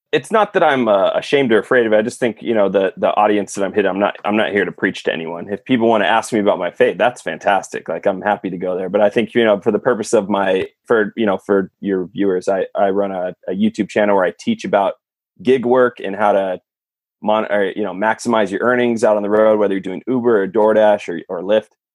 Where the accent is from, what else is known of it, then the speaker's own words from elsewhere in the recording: California, United States; I'm from California